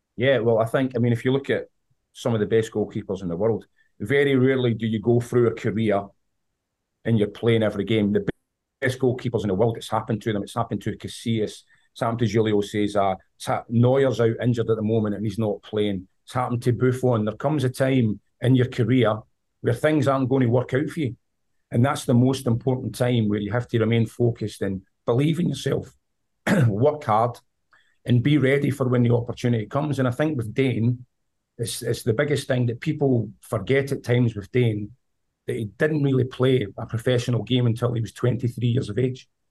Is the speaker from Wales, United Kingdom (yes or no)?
no; Scotland, United Kingdom; accent: Scottish; moved away as an adult; also born or lived in Vancouver, Canada; now in United States; you can tell with my accent, I'm from Scotland.